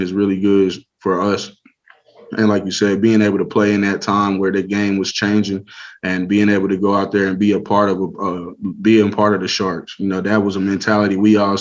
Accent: Lawton, Oklahoma, United States; I was from Lawton

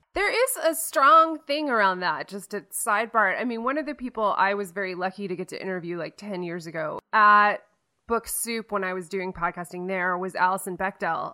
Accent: Baltimore, Maryland, United States; I grew up on the East Coast. I'm from Baltimore

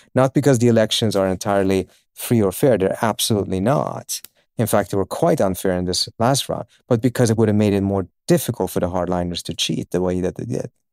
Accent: Uppsala, Uppsala County, Sweden; also born or lived in Iran; I was born in Iran, uh, and my family, we moved, uh, against our will, uh, at, uh, end of nineteen seventy-eight to Sweden

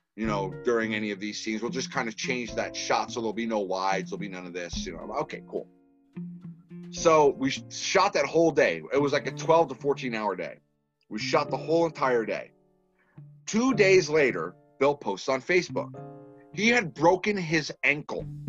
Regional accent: Massachusetts, United States; now in Texas, United States; I was born in Massachusetts. I don't try and tell a lot of people that because you know I'm in the South

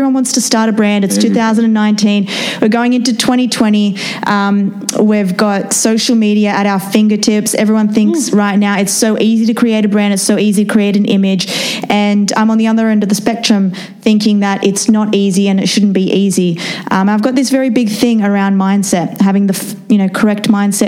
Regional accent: Australia; moved away as an adult; now in United States; Born and raised in Australia. I've come here now to the United States.

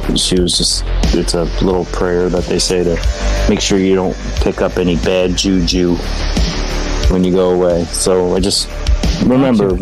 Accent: New York, United States; I'm from New York

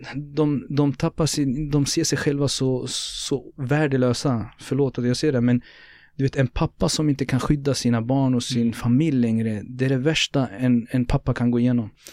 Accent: Norrköping, Östergötland, Sweden; born or raised there

